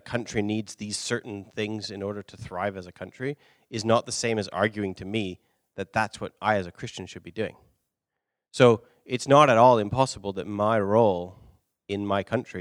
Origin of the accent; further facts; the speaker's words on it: London, United Kingdom; moved away; I'm from London